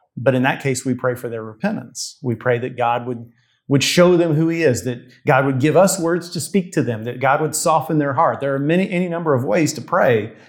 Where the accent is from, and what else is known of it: United States